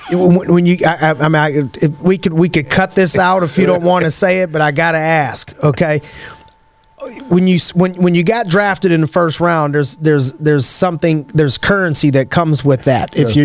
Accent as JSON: {"language": "English", "town": "Youngstown", "region": "Ohio", "country": "United States", "said": "I'm from Youngstown, Ohio."}